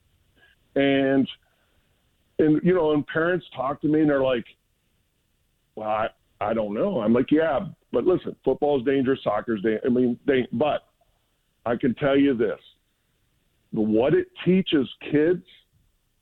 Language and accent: English; Ohio, United States; moved away as an adult; now in Lubbock, United States; I'm originally from Ohio